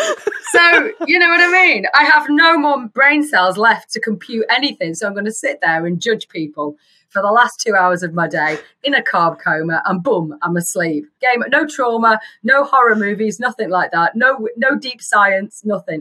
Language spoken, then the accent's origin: English; England, United Kingdom; I'm English